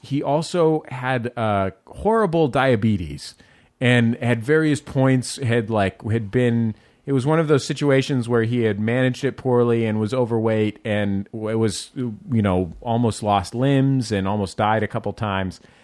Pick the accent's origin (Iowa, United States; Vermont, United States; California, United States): California, United States; Bay Area; I'm from the Bay Area.